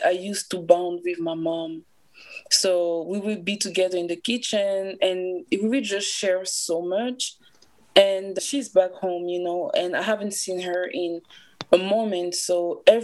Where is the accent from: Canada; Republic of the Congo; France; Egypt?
Republic of the Congo; now in Wheeling, United States; I'm from the Republic of Congo, and I live in Wheeling, West